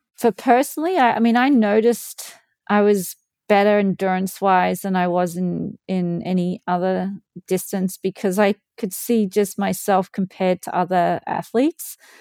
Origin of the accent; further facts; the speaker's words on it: Australia; moved away; also born or lived in Louth, England; I grew up swimming in Australia